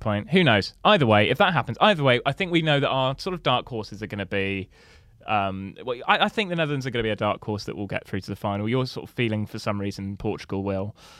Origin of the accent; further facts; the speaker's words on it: Somerset, South West England, United Kingdom; I'm from Somerset, so we, we have, like, four schools